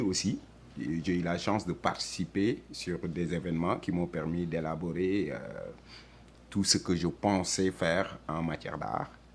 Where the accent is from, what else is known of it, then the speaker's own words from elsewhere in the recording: Senegal; also born or lived in France; now in Montreal, Canada; Je suis né au Sénégal, j'ai grandi au Sénégal